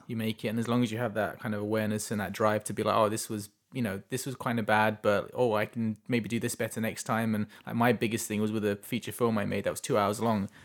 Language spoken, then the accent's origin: English; England, United Kingdom; moved away as an adult; now in Chilliwack, Canada; I'm from England